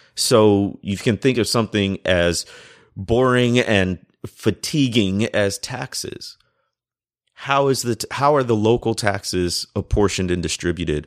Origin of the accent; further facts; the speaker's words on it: Chicago, Illinois, United States; I grew up in the Chicago area